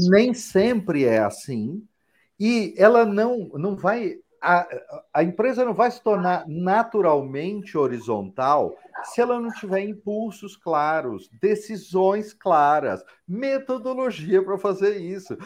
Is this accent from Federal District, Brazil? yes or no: no; São Paulo, Brazil; eu sou paulista, mas não sou paulistano